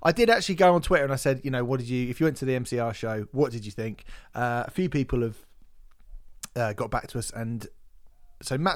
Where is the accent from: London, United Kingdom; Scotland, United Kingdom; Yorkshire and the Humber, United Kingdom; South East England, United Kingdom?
Yorkshire and the Humber, United Kingdom; Barnsley; Milton Keynes is the worst, and I'm from Barnsley, so